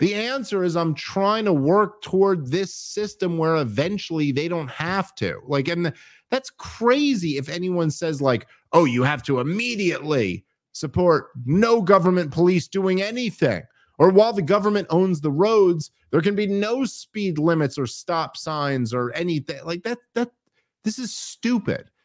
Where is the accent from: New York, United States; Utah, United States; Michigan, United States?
New York, United States; New York City; I grew up in New York City